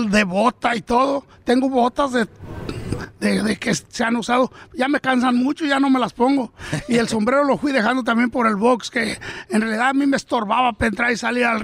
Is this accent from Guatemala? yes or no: no; Michoacán, Mexico; now in Oxnard, United States; Nosotros hemos de mero Michoacán, naciditos